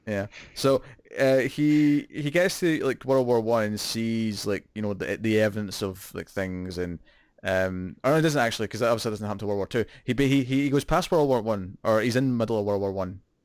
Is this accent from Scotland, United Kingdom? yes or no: yes; Scotland, United Kingdom; accent: Scottish